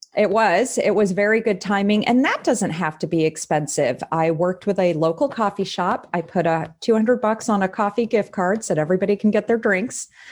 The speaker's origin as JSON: {"language": "English", "region": "Texas", "country": "United States", "moved": "yes", "lives_now": "Des Moines, United States", "said": "I'm from Texas, but I've been in Iowa eleven years"}